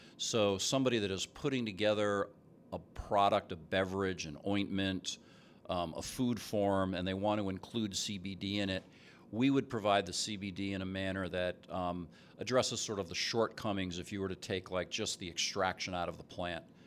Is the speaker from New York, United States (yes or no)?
no; New Jersey, United States; now in Seattle, United States; I'm from New Jersey. Grew up there